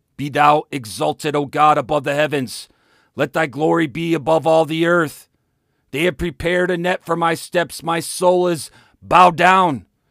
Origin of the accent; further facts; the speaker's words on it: United States; America is my home. It is the place I was born, raised, found a wife, served in the military, raised my children